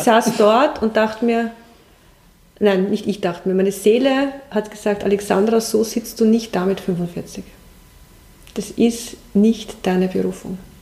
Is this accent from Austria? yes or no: yes; Waldviertel, Lower Austria, Austria; moved away as an adult; now in Germany; nach meiner Kindheit im Waldviertel